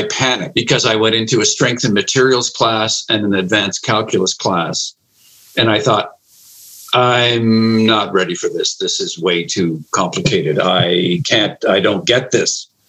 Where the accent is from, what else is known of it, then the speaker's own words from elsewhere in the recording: Charlottetown, Prince Edward Island, Canada; moved away; also born or lived in the Arctic; I grew up in Charlottetown. I was at UPEI.